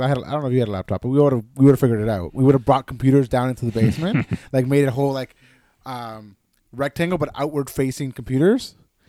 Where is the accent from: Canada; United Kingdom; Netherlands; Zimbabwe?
Canada; like, as a Canadian, you still have to, you're supposed to isolate for 2 weeks upon returning from a foreign country, right?